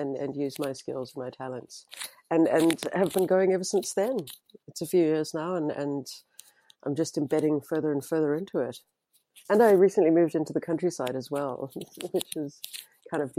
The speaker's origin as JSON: {"language": "English", "country": "South Africa", "tie": "born or raised there", "also_born_or_lived": "England", "moved": "as an adult", "lives_now": "New Zealand", "said": "I was born in South Africa and grew up there"}